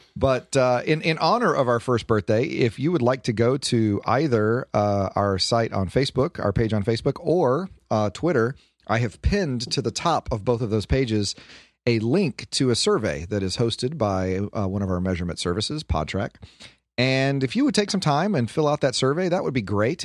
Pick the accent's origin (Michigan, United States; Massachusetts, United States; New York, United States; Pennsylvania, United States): Michigan, United States; Detroit; I am from Detroit, and the south side of Detroit.